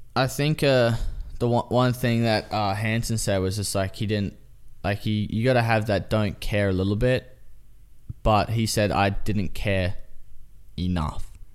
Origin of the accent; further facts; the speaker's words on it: Australia; now in United States; I'm Australian